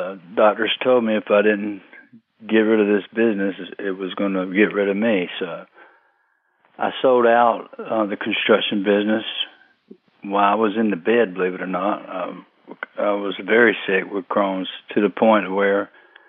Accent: Fayetteville, North Carolina, United States; born or raised there

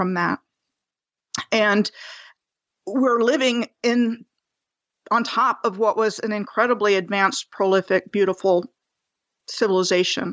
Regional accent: Rockville, Maryland, United States; moved away as an adult; also born or lived in Bethesda, Maryland / Gaithersburg, Maryland; I was born in July of 1963 in Bethesda, Maryland, and I grew up in Montgomery County, Maryland, first in Gaithersburg and then in Rockville, which is where I spent my life until I was basically 19

